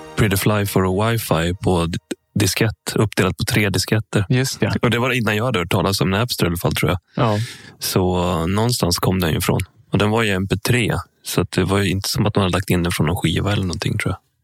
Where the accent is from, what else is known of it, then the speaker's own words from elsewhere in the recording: Sala, Västmanland, Sweden; Sala där jag kommer ifrån